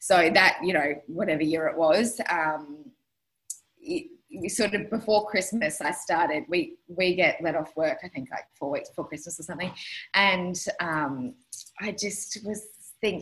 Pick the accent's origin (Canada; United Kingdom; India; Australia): Australia; Brisbane, Queensland; I grew up in Brizzy.